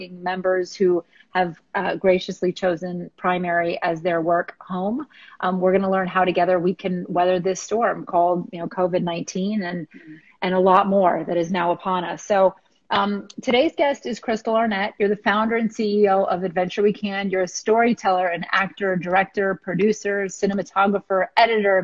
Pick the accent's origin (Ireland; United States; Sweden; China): United States; West Palm Beach, Florida; I am born and raised in West Palm Beach